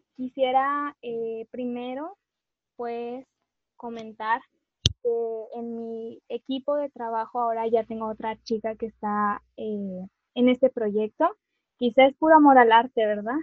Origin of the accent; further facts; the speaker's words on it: Monterrey, Nuevo León, Mexico; una regia